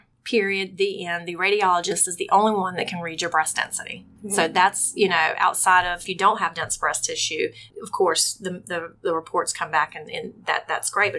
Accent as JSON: {"language": "English", "town": "Rincon", "region": "Georgia", "country": "United States", "tie": "born or raised there", "also_born_or_lived": "Savannah, Georgia", "said": "I grew up in Rankin, Georgia. Simple girl right here from Savannah, Georgia"}